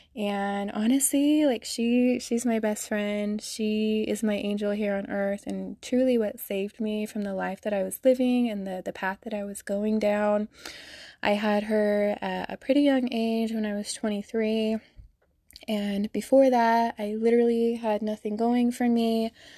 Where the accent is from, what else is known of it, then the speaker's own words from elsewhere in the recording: Salt Lake City, Utah, United States; I'm from Salt Lake City, Utah, born and raised. I've been here my whole life